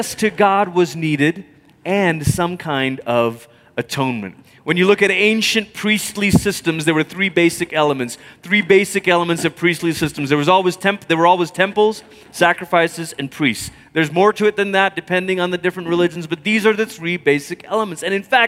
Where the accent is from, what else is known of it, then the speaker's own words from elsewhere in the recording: Malaysia; growing up in Malaysia